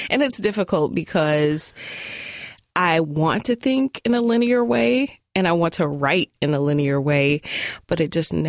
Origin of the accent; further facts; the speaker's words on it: Tulsa, Oklahoma, United States; now in Portland, United States; I am new to Portland, relatively. Um, I'm originally from Tulsa, Oklahoma. Um, I am a black woman even though I am super duper pale